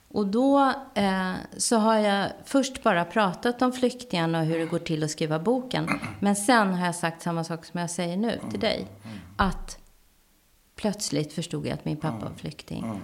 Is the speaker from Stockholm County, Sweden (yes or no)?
yes; Täby, Stockholm County, Sweden; jag var enda svarthåriga ungen i Täby